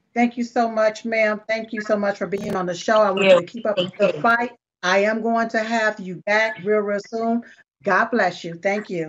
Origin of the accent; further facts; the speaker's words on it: United States; I was born here in America